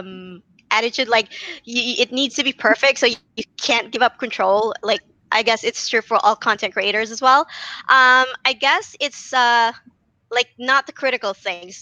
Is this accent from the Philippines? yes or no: yes; Philippines; I'm from the Philippines